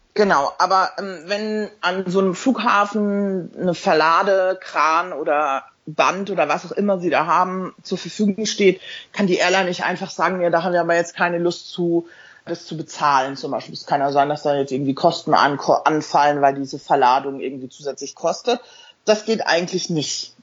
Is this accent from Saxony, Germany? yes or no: no; Mainz, Rhineland-Palatinate, Germany; also born or lived in Hamburg; now in London, United Kingdom; Ich lebe in London seit jetzt ähm, elf Jahren. Bin in Mainz geboren, habe in Hamburg studiert